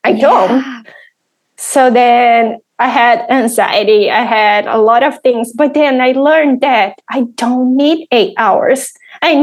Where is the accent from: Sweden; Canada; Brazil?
Brazil; English is a second language; moved away as an adult; now in United States; I'm from Brazil, and I have a fashion degree. I had this amazing career in Brazil, but then we decided to move here to US